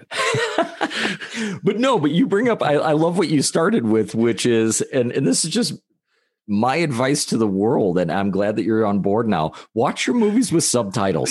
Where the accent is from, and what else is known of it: United States